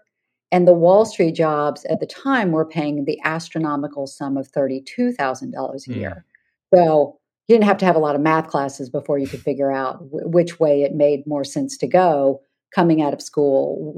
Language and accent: English; Charleston, South Carolina, United States; moved away; also born or lived in New Orleans, Louisiana; I grew up in Charleston, South Carolina. They took me back there a few months after I was born, and my parents are there. My grandparents were there. My great-grandparents were there. So that's really home.